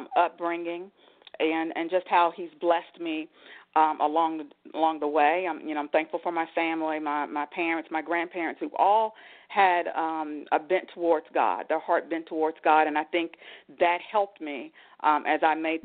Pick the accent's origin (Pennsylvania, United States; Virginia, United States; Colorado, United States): Virginia, United States; Danville; now in Northern Virginia, United States; I grew up in Danville, Virginia